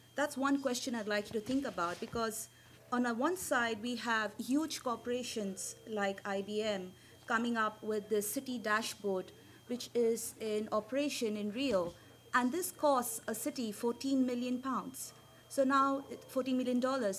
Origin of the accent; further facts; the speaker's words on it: India; as an Indian, I speak very fast.